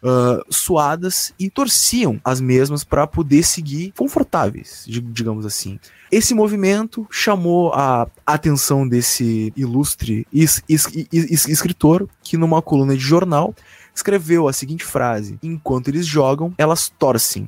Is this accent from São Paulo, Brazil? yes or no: no; Rio Grande do Sul, Brazil